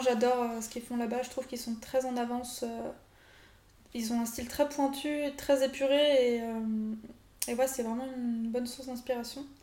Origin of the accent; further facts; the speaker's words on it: France; nous, en tant que Français